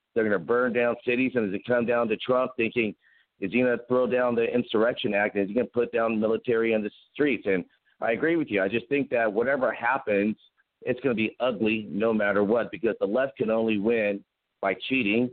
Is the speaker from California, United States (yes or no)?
yes; Pasadena, California, United States; moved away as an adult; also born or lived in Huntington Beach / San Diego; now in Dallas, United States; I grew up in Pasadena. I lived in Huntington Beach. I went to school in San Diego. I mean, California. I live in Dallas now